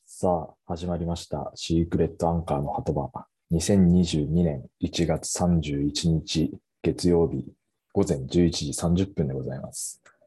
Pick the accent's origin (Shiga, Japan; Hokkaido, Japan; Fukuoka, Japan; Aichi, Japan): Hokkaido, Japan; ずっと僕は北海道に住んでるんで